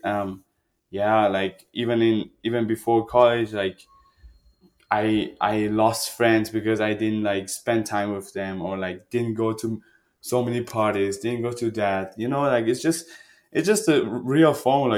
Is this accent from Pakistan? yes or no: no; Germany; also born or lived in Iran; I grew up in Germany. Like I was a refugee